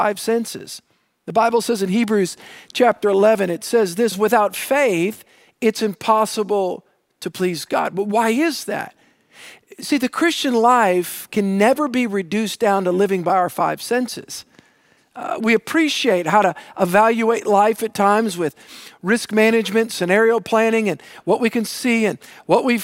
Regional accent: New Orleans, Louisiana, United States; I grew up on the South Shore, on the south side, all right, the south shore of Lake Pontchartrain

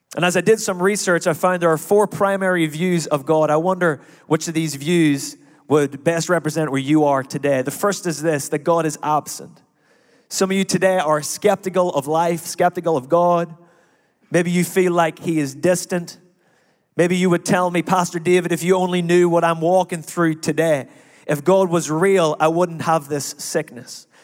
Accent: Ireland; now in United States; I am Irish

